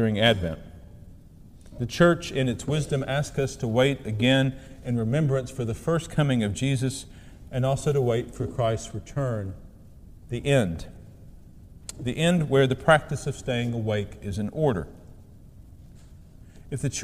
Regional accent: southeast Missouri, United States; moved away; I returned home to my hometown in southeast Missouri to visit my mother

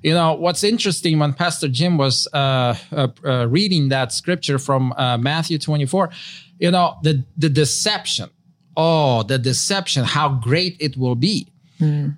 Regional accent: Ukraine; moved away; I'm from Ukraine.

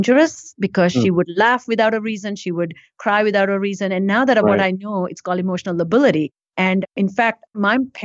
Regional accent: India; now in United States; I grew up in India before I came to US

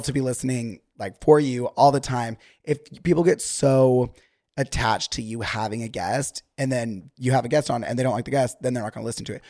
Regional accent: Utah, United States; now in Los Angeles, United States; whenever I am with someone from Utah, if I'm recording with someone from Utah, whatever, the, like, slang immediately comes back

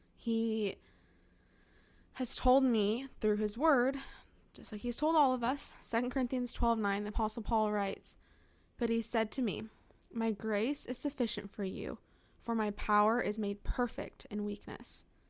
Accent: California, United States; moved away as an adult; now in Northern Alabama, United States; My husband and I were both born and raised in California

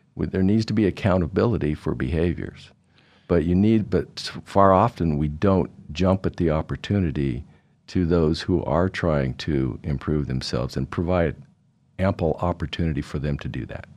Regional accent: Idaho, United States; also born or lived in Anchorage, Alaska; my family, uh, lived here most of my childhood in high school, went to Barr High School

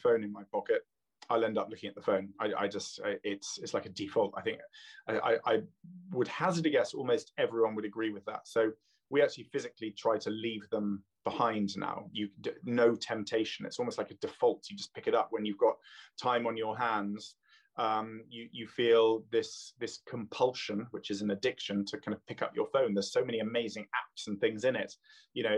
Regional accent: London, United Kingdom; also born or lived in Canada; now in Oxfordshire, United Kingdom; I was born in London. My father's Canadian, so I spent lots of time on the lakes in Canada.

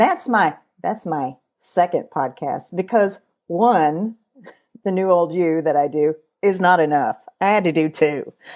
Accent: Kentucky, United States; I was born in Kentucky. I'm a Kentucky girl.

